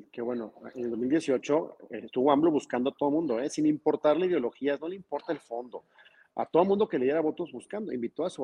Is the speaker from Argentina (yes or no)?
no; Mexico; pero al final todos somos mexicanos, a todos nos importa nuestro país, todos amamos este país